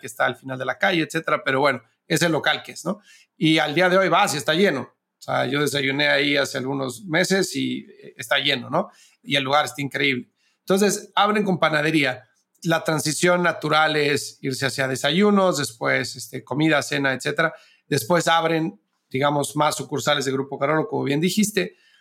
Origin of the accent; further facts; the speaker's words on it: Mexico; moved away as an adult; now in United States; siendo mexicano de Estados Unidos, yo llevo viviendo acá 13 años